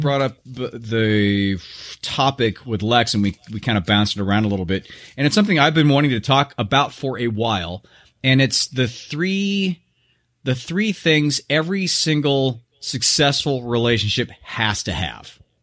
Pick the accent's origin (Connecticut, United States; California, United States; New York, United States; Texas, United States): California, United States; Southern; now in Scottsdale, United States; I was brought up in Southern California